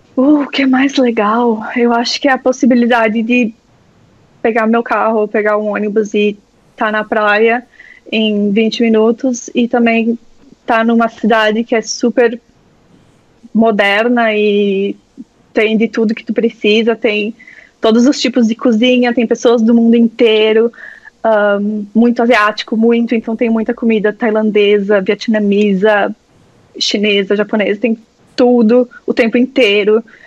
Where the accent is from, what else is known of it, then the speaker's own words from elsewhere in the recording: Brazil; moved away as an adult; now in Sydney, Australia; por ser do Brasil ou por, enfim, por não, não falar inglês como minha primeira língua